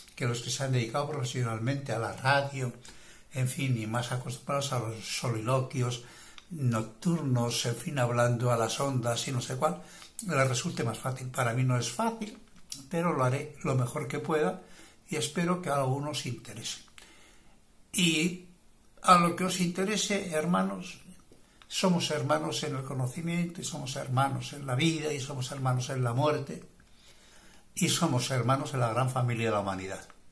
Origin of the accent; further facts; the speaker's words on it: Bilbao, Basque Country, Spain; now in Marbella, Spain; aunque me origen desde del norte de España, soy bilbaíno